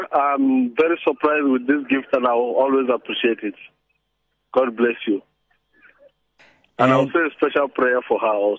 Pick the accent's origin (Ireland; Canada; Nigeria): Nigeria; now in South Africa; I'm originally from Nigeria.